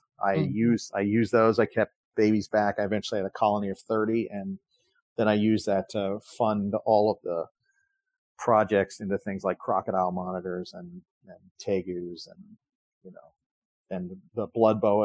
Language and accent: English; Miami, Florida, United States; we grew up together down in Miami